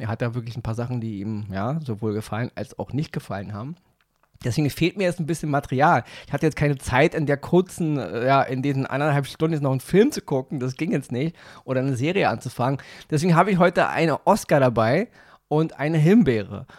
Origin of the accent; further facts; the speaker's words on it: Berlin, Germany; bei uns in Berlin